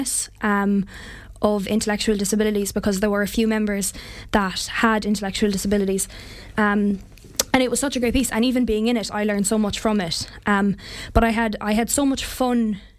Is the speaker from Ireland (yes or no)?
yes; Ennis, Munster, Ireland; I grew up in Ennis